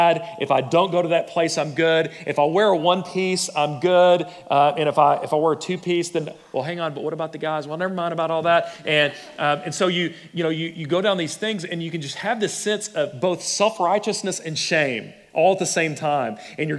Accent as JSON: {"language": "English", "region": "Texas", "country": "United States", "tie": "born or raised there", "also_born_or_lived": "Plano", "said": "I grew up in West Texas or Plano or whatever, and I was raised this way"}